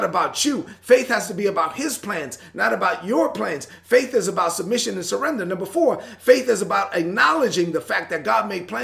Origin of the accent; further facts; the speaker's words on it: New York City, New York, United States; I was born and raised in Brooklyn